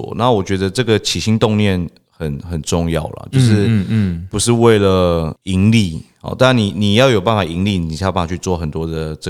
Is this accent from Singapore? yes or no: no; Taiwan; 我们都会说我们是台湾人啊。